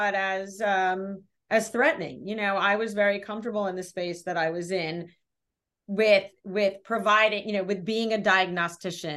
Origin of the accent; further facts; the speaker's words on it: Brooklyn, New York, United States; I'm from Brooklyn